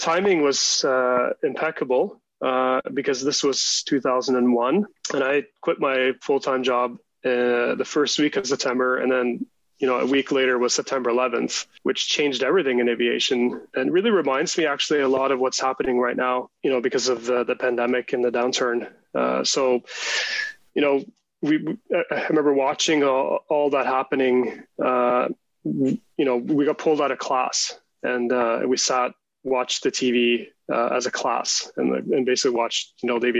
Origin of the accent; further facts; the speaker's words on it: Canada; also born or lived in Norway; And then when I was about 10, he got offered a job at de Havilland, which you know well now. So that was in the mid-80s, and we moved to Canada.